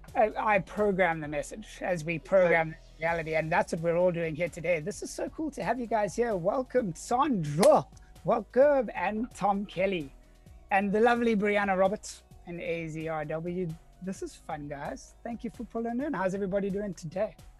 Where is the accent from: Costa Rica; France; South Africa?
South Africa; Cape Town, Western Cape; now in San Diego, United States; born and raised in Cape Town, South Africa, now living in sunny San Diego, California